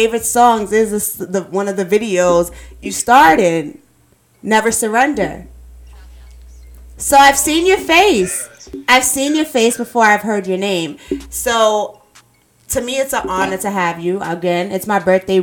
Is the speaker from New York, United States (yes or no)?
yes; New York, United States; now in Greensboro, United States; I'm from New York, but I'm in Greensboro, North Carolina